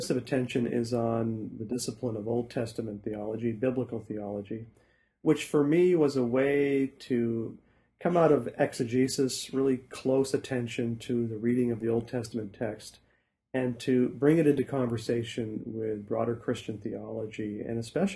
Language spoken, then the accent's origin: English; Saskatchewan, Canada; moved away as an adult; also born or lived in Toronto / Truro, Nova Scotia; now in Hamilton, Canada; grew up in Canada, grew up in Saskatchewan